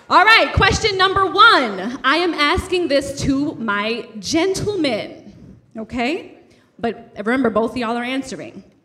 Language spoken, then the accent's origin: English; Brooklyn, New York, United States; the reason we resonate with you guys so much is because we're also from Brooklyn.